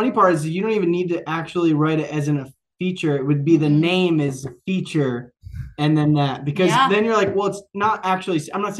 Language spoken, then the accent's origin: English; Philadelphia, Pennsylvania, United States; I'm from like Manion.